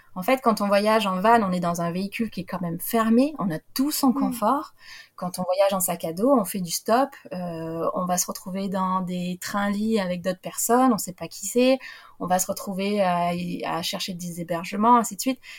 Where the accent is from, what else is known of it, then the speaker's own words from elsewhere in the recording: France; moi en tant que petite française